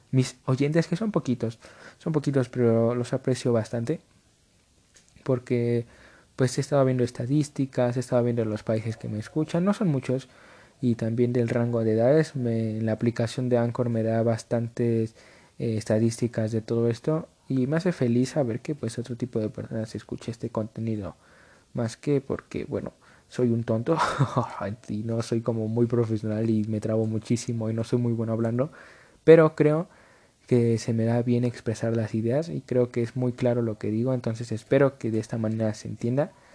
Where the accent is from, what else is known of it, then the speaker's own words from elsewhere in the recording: Mexico; aquí en México